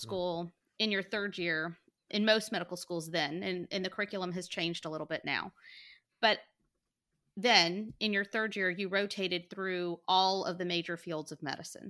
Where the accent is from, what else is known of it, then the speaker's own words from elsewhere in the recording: Montgomery, Alabama, United States; I, too, am from Montgomery, Alabama. Born and raised.